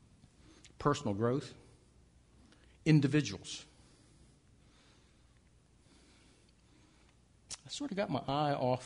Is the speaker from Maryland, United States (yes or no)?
yes; Baltimore, Maryland, United States; moved away